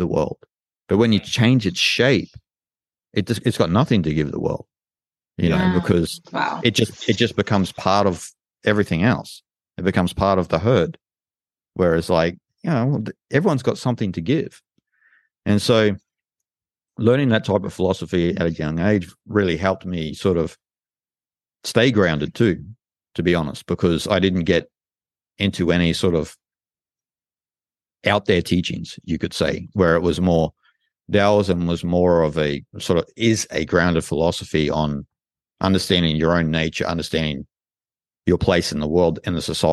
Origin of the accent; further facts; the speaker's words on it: Australia; I'm from Australia